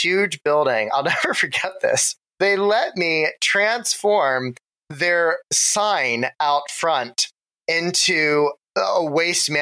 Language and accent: English; Ohio, United States; moved away as an adult; also born or lived in New York; now in Los Angeles, United States; my Ohio days, I have very fond memories of growing up in Ohio